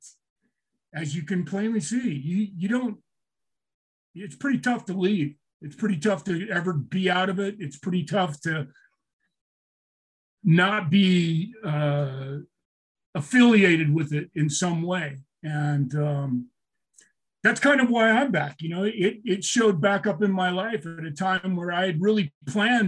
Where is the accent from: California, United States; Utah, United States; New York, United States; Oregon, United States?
Utah, United States; Orem; my hometown in Orem, Utah